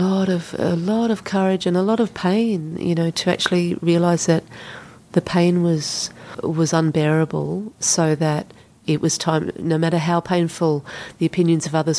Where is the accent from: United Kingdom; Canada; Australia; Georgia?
Australia; moved away as an adult; also born or lived in Sydney; I went into a bank in my hometown and I said to them, I want a job in Sydney with your bank